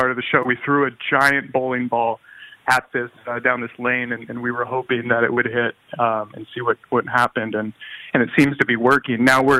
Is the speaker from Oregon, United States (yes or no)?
yes; Portland, Oregon, United States; now in Austin, United States; Portland, Oregon.